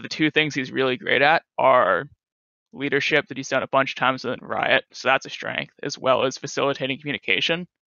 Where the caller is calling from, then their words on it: Moraga, California, United States; I'm calling from Moraga, California.